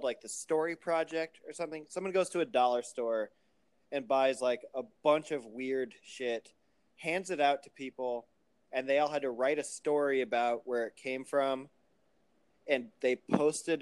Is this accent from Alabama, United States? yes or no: no; Muscatine, Iowa, United States; my hometown of Muscatine, Iowa